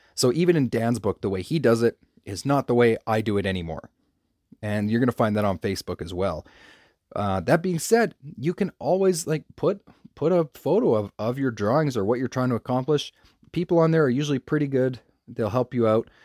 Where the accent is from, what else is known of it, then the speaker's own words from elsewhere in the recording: Canada; I'm from Canada